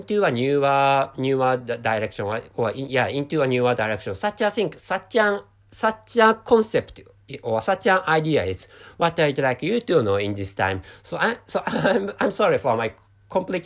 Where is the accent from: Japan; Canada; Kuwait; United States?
Japan; first language Japanese; English is a second language; I'm a Japanese person